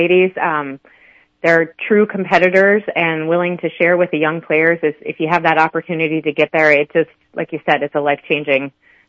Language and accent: English; Montrose, Colorado, United States; I grew up in Montrose.